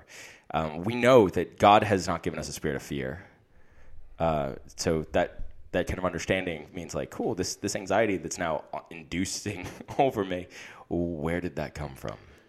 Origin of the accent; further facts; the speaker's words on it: United States; now in England; I'm American and live here in England